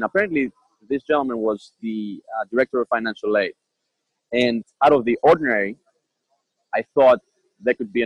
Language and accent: English; Athens, Attica, Greece; moved away as an adult; also born or lived in Boston, United States; now in United States; So I am from Athens, Greece. I was born and raised there. I lived there until my 18th year birthday.